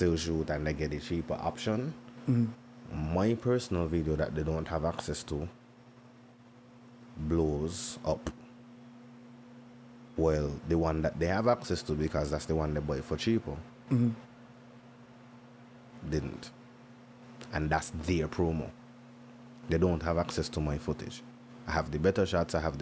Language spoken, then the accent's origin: English; Nevis, St. Kitts & Nevis; I grew up in Nevis.